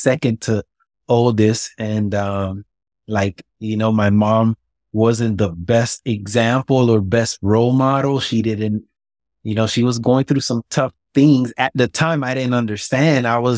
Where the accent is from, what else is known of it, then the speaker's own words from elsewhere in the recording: Miami, Florida, United States; Man, I mean, it was tough. I had a very rough upbringing. I seen it all before age of 10. I saw it all. When I was born in Miami, I was really poor.